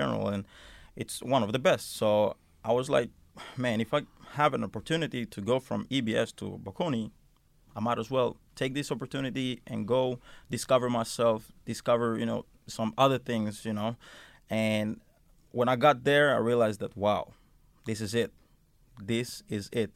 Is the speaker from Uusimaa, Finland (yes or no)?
yes; Helsinki, Uusimaa, Finland; moved away; also born or lived in Milan; I come from Helsinki area, s, which is a big, uh, area in Finland